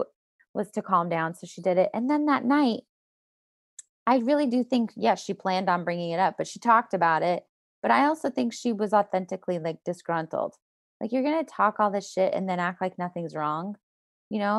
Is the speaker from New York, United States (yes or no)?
no; Denver, Colorado, United States; moved away; also born or lived in Toronto; I grew up in Colorado and Denver